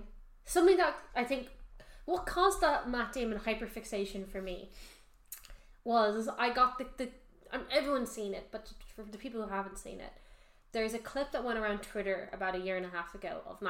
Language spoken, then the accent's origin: English; Ireland; We're Irish